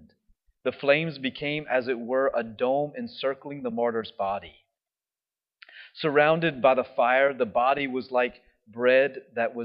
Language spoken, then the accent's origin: English; United States; We're from America.